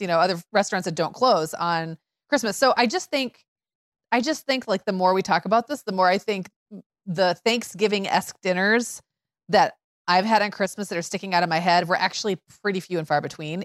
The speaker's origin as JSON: {"language": "English", "region": "Midwest", "country": "United States", "tie": "born or raised there", "said": "I grew up in Midwest eighties"}